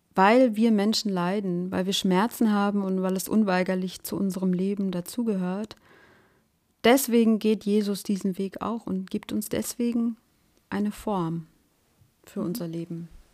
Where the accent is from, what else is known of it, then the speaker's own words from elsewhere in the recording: Germany; ich bin noch in der DDR geboren